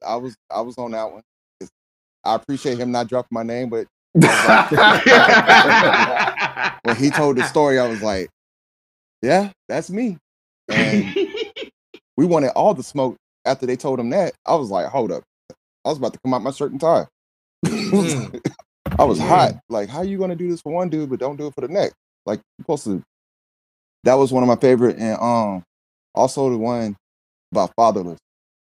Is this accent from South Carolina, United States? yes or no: yes; South Carolina, United States; I'm from South Carolina.